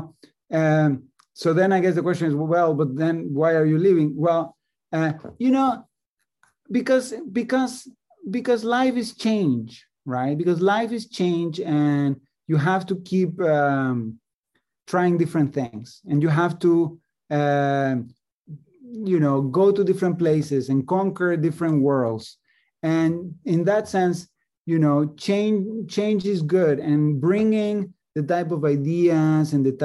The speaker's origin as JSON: {"language": "English", "region": "Mexico City", "country": "Mexico", "tie": "born or raised there", "also_born_or_lived": "Chicago, United States", "moved": "as an adult", "lives_now": "Princeton, United States", "said": "I grew up in Mexico City and came to the United States to study, to do a PhD in economics at the University of Chicago"}